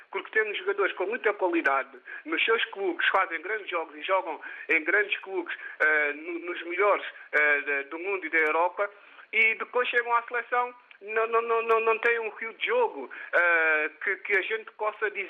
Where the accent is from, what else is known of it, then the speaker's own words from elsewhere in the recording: Portugal; eu sou guinense de origem, mas, mas, mas português de nacionalidade e, e também, uh, pronto, a minha vida foi toda cá em Portugal